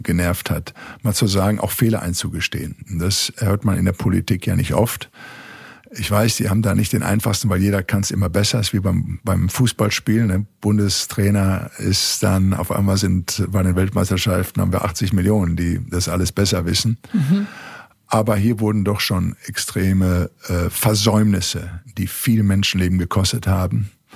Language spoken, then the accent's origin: German; Recklinghausen, North Rhine-Westphalia, Germany; ich war ganz aus dem Pott, aus dem Ruhrgebiet in Recklinghausen Süd, in der Arbeitersiedlung bin ich groß geworden